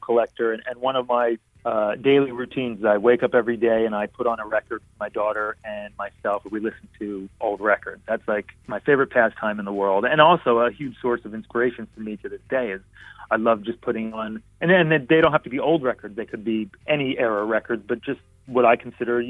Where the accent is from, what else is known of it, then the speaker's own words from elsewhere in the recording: Philadelphia, Pennsylvania, United States; moved away as an adult; also born or lived in California; I'm from Philadelphia, I married a California girl and ended up living in California on and off for a number of years